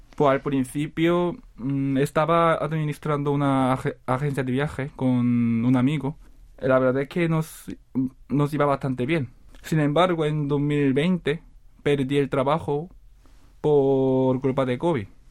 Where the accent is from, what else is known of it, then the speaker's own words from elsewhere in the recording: South Korea; Spanish is a second language; also born or lived in Seville, Spain; montar un negocio de jamón en mi país